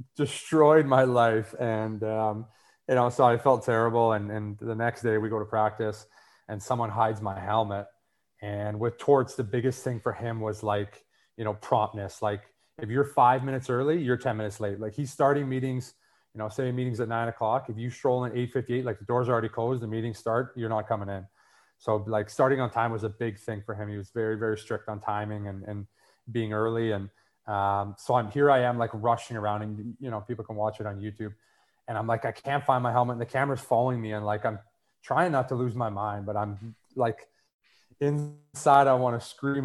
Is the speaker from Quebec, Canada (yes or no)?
no; Winnipeg, Manitoba, Canada; growing up in Winnipeg